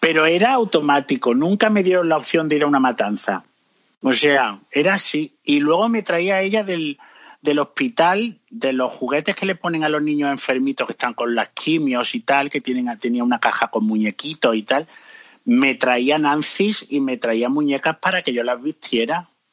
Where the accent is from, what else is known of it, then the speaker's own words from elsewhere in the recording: Córdoba, Andalusia, Spain; moved away as an adult; now in London, United Kingdom; en mi Córdoba hay dos